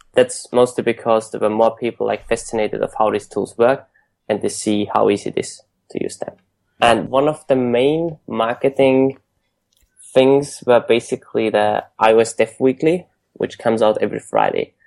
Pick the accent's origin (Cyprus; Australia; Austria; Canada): Austria; Vienna; moved away as an adult; also born or lived in United Kingdom; now in San Francisco, United States; I'm originally from Austria, from Vienna. I studied in the UK for a year, and then I went straight to San Francisco